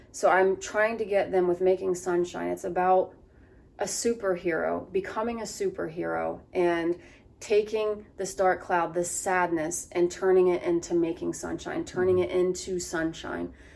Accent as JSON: {"language": "English", "town": "Athens", "region": "Ohio", "country": "United States", "tie": "born or raised there", "said": "I grew up in the Appalachian Trails of Athens"}